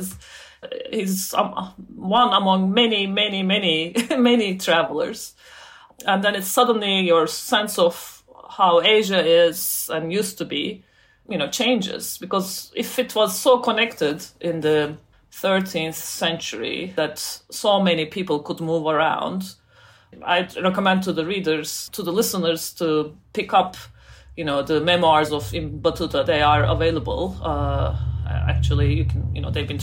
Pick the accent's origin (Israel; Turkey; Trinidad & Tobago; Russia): Turkey; also born or lived in United States; now in United Kingdom; I grew up in Turkey, as I said, and then I moved to the US. Now I live in the UK